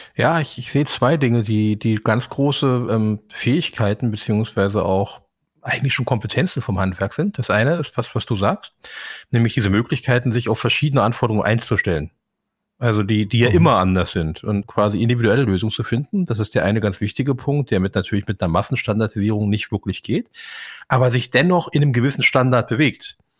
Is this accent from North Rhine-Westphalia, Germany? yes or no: no; Berlin, Germany; ich bin nun tatsächlich in Kreuzberg geboren